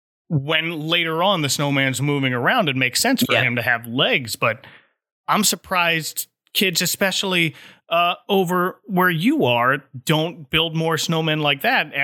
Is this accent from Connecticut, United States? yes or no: no; New Jersey, United States; now in Orlando, United States; I grew up north in New Jersey